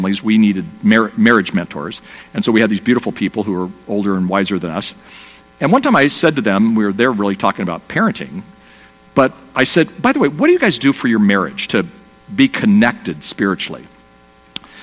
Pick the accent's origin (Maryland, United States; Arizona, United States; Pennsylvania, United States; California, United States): California, United States; Southern; I'm from Southern California. I live in a place called Dana Point, California